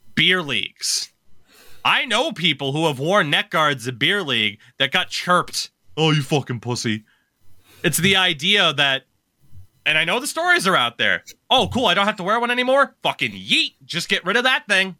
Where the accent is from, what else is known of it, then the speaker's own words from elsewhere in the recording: Maine, United States; here in my home state